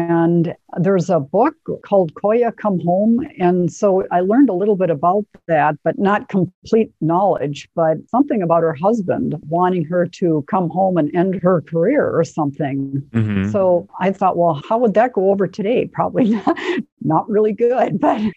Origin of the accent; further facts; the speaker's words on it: Fridley, Minnesota, United States; also born or lived in Columbia Heights, Minnesota; We were living in Fridley and dealing with all of the smashed houses. And I was going to kindergarten